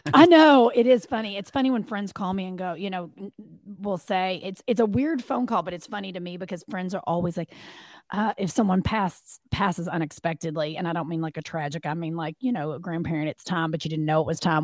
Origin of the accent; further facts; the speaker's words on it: Kentucky, United States; moved away as an adult; also born or lived in Arizona / Los Angeles, California; now in Atlanta, United States; I am from Kentucky, uh, born and raised